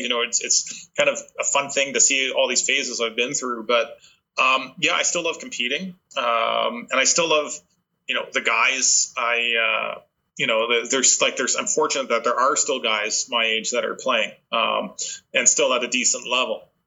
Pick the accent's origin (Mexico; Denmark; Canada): Canada; we're Canadian